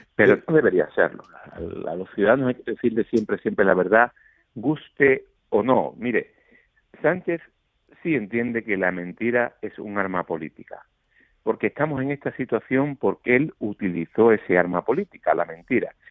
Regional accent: Málaga, Andalusia, Spain; moved away as an adult; now in Madrid, Spain; mi ciudad natal, Málaga

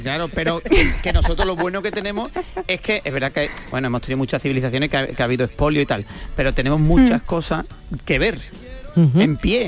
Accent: Huelva, Andalusia, Spain; accent: Malaga-like tone; now in Seville, Spain; yo soy de, Huelva, vivo en Sevilla y veraneo en Cádiz.

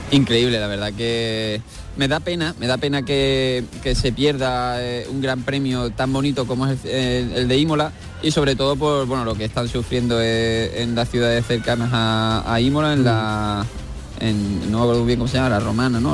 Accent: Andalusia, Spain; como españoles y andaluces

